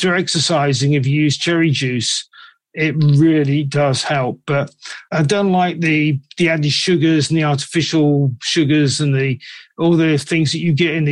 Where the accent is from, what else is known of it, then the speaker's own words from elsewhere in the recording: England, United Kingdom; I'm from England